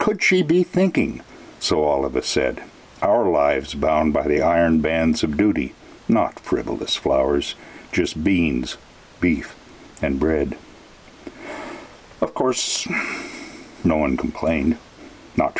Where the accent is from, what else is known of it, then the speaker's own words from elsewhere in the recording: Colstrip, Montana, United States; my hometown of Colstrip